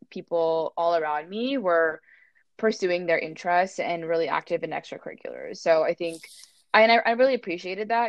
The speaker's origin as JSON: {"language": "English", "area": "Bay Area", "region": "California", "country": "United States", "tie": "born or raised there", "said": "growing up in the Bay Area"}